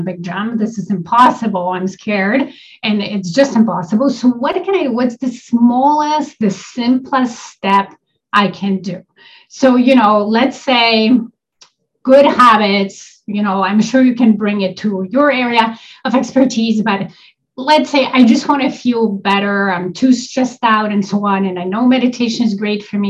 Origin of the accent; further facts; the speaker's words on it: Poland; also born or lived in Toronto area, Canada; now in Toronto, Canada; I live in Canada. I'm an immigrant to Canada. I'm originally from Poland.